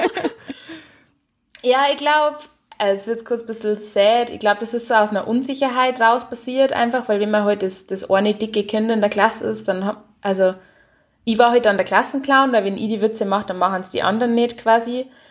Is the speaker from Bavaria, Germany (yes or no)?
yes; Haunersdorf, Bavaria, Germany; moved away; ich lieb Haunerstoff, also wo ich her bin, und ich lieb mein Heimer komplett.